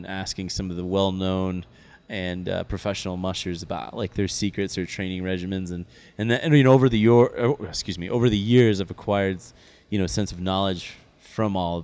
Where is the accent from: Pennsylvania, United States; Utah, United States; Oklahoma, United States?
Utah, United States; Park City; I grew up in Park City.